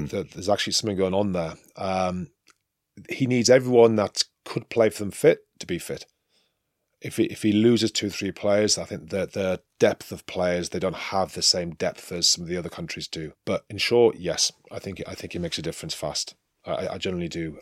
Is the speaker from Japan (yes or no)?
no; England, United Kingdom; moved away as an adult; now in France; I'm an Englishman, I'm a proud Englishman